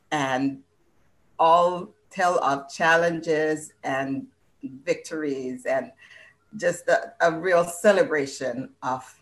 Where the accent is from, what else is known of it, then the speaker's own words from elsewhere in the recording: Illinois, United States; moved away as an adult; also born or lived in Jamaica; now in Canada; I was born in Jamaica. I grew up in Illinois, and some guy won my heart and brought me here to Canada.